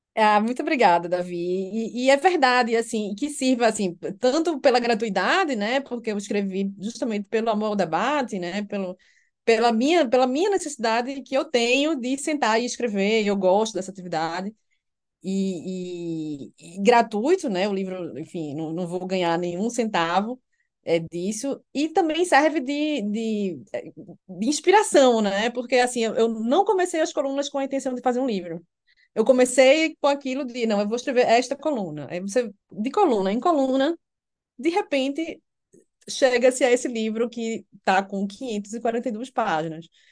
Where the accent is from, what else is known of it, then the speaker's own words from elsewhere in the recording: Recife, Pernambuco, Brazil; moved away as an adult; also born or lived in Alicante, Spain; now in Brasília, Brazil; nasci e cresci no Recife, me formei na Universidade Federal de Pernambuco e vim para Brasília